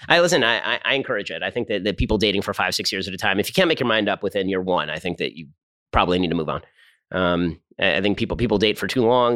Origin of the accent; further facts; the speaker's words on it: Burbank, California, United States; I grew up in Burbank, California